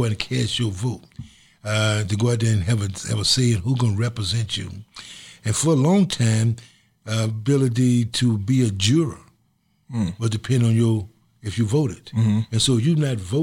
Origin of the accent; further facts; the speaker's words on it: the South, United States; I'm from the South, where it was almost written that you could not vote.